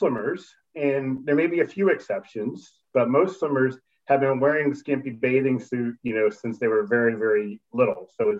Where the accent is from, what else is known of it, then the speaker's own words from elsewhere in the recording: Raleigh, North Carolina, United States; also born or lived in Scotland / Charlottesville, Virginia; I grew up in Raleigh, North Carolina, but originally I was born in Scotland, which explains the weird spelling of my name